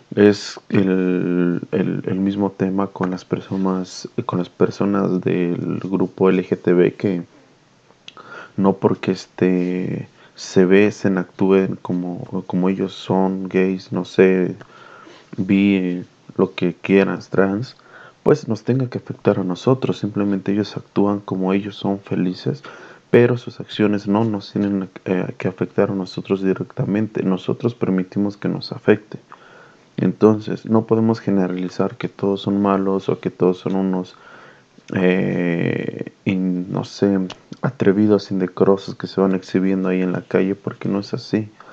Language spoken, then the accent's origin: Spanish; Mexico; yo lo digo como mexicano